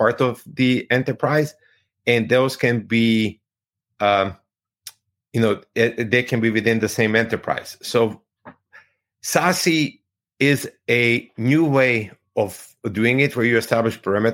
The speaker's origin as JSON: {"language": "English", "country": "Croatia", "said": "I'm from Croatia"}